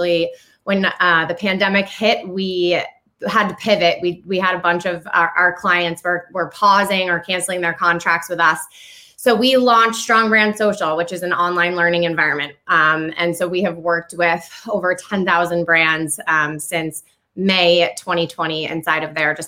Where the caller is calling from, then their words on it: Vermont, United States; I am sitting in the northwest or northeastern nook of the United States in Vermont.